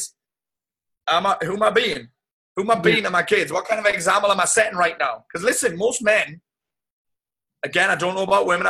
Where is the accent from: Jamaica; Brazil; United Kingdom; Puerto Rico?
United Kingdom; South Shields, North East England; my hometown of South Shields